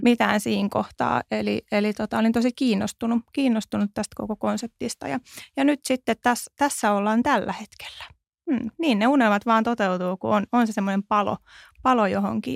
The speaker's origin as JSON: {"language": "Finnish", "town": "Tervakoski", "region": "Kanta-Häme", "country": "Finland", "moved": "yes", "lives_now": "Helsinki, Finland", "said": "mä oon Tervakoskelta siis lähtöisin"}